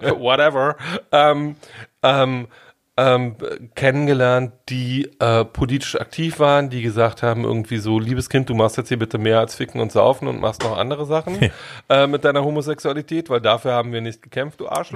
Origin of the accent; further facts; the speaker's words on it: Germany; Ich bin in der DDR groß geworden